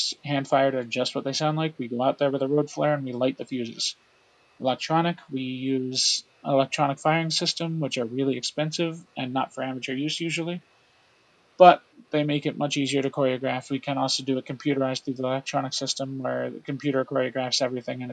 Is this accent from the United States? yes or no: yes; Orange County, New York, United States; I was born and raised in Orange County, New York